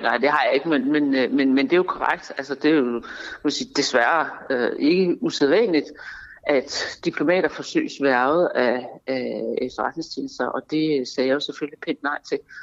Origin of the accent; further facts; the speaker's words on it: Denmark; jeg er dansker